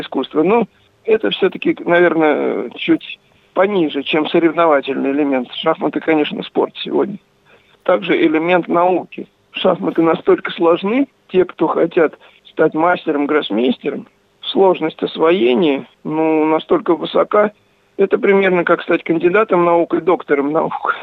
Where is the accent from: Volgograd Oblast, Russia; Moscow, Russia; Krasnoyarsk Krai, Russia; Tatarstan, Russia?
Volgograd Oblast, Russia; Kamyshin; moved away as an adult; now in Saratov, Russia; я родился и жил в Камышине